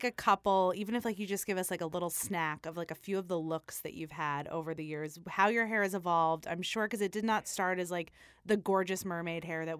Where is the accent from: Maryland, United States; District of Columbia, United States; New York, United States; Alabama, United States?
New York, United States; Staten Island; I'm also from Staten Island, so I would imagine that the 80s were worse where I'm from